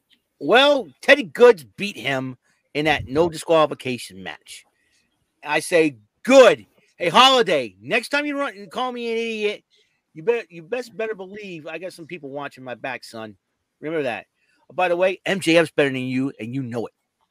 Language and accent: English; New Bedford, Massachusetts, United States; he's from my hometown, New Bedford. Because he owns a toy store in my hometown, New Bedford